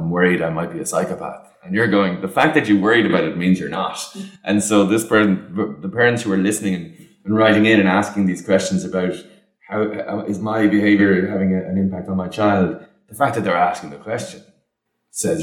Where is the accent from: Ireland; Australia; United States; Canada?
Ireland; as Irish people